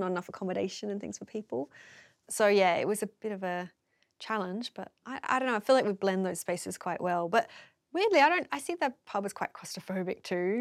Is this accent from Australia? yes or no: yes; Melbourne, Victoria, Australia; I'm from Melbourne, like, in the inner city